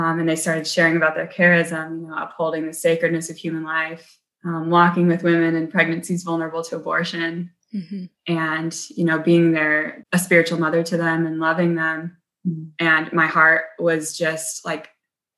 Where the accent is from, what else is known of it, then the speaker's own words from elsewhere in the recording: South Bend, Indiana, United States; I grew up in South Bend, Indiana, and with six siblings